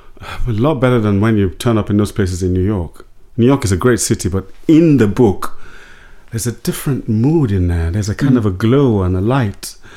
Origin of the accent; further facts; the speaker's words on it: London, United Kingdom; also born or lived in Lagos; I grew up many places. I grew up in London. I grew up in Lagos.